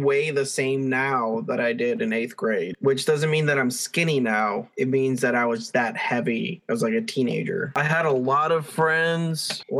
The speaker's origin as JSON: {"language": "English", "country": "Dominican Republic", "tie": "born there", "said": "Well, Alex, I was born in the Dominican Republic under a palm tree. I was the second coconut. And I'm a twin."}